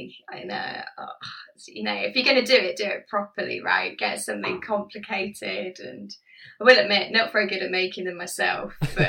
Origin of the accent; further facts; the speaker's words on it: East of England, United Kingdom; now in Norwich, United Kingdom; so I'm from Suffolk, so pretty close to East Anglia, you know, it's the county below.